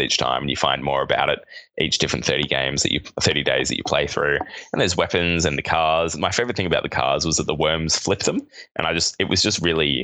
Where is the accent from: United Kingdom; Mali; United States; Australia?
Australia; accent: Australian; It's my Australian accent